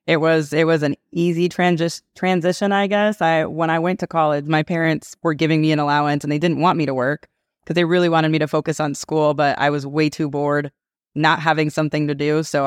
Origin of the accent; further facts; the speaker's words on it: California, United States; No, it was a blast. So I grew up in Southern California. So I went to college in Las Vegas.